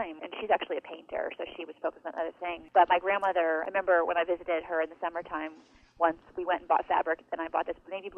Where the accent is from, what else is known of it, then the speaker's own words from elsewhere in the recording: Western New York, United States; now in Seattle, United States; I grew up in Western New York, so we're really far away